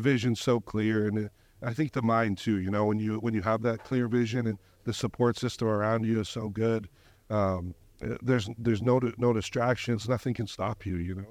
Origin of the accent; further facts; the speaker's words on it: Canada; I'm from Canada